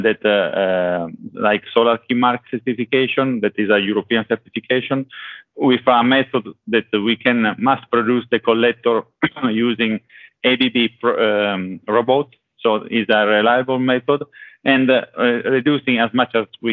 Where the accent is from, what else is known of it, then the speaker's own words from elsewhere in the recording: Italy; accent: Italian; English is a second language; now in Sweden; I'm currently in Sweden, but as you can see, listen from my accent, I'm Italian